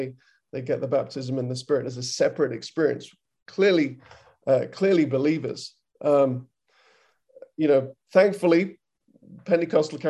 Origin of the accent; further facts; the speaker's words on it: United Kingdom; now in United States; I'm British, I'm in America